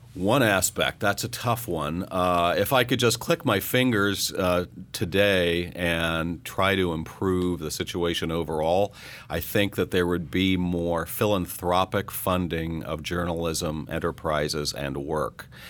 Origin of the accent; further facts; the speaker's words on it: Coffeyville, Kansas, United States; moved away; the newspaper in my hometown basically went away, uh, in Coffeyville, Kansas